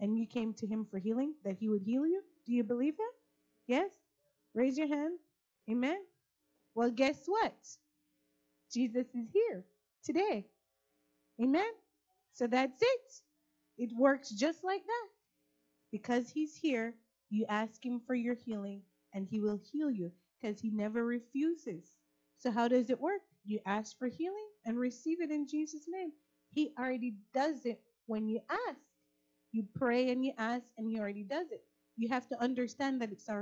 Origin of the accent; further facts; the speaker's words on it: Florida, United States; So I'm from Florida